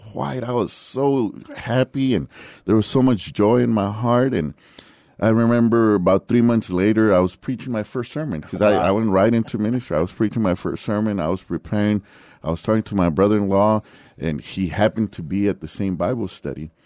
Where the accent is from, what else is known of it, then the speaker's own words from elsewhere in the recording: San Antonio, Texas, United States; also born or lived in Laredo, Texas; I was born in Laredo, Texas, but I was raised here, and outside of my military, um, you know, about four years that I was away from here, I've been in San Antonio the rest of the time. So I grew up in the West Side